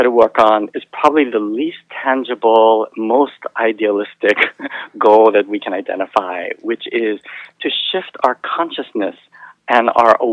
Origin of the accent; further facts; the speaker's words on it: Hawaii, United States; moved away; So I grew up in Hawaii, and my mother was actually a teacher